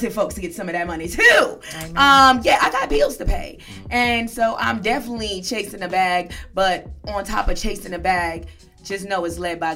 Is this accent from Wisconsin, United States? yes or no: no; New York City, New York, United States; moved away as an adult; also born or lived in Hollywood; now in Los Angeles, United States; I'm from Brooklyn, New York.